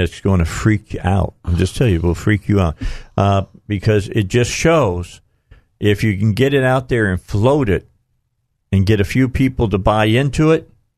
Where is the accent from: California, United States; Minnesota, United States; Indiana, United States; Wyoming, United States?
Indiana, United States; I'm being from Indiana